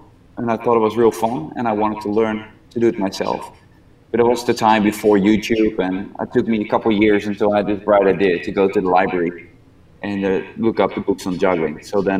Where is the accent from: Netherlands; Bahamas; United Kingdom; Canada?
Netherlands; also born or lived in Pigeon Forge, Tennessee; now in Ohio, United States; I grew up in the Netherlands.